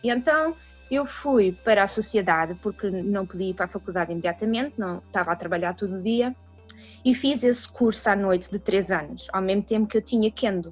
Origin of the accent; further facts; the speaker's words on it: Portugal; moved away as an adult; also born or lived in Washington DC, United States; now in United States; sou portuguesa